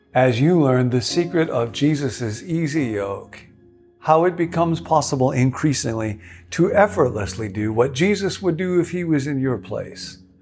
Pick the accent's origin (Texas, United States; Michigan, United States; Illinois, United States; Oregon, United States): Illinois, United States; Rockville; the Baptist church in which I grew up in Rockville, Illinois